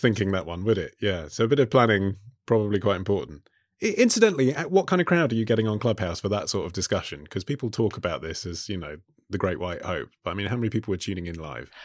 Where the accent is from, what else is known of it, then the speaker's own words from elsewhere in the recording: England, United Kingdom; being an Englishman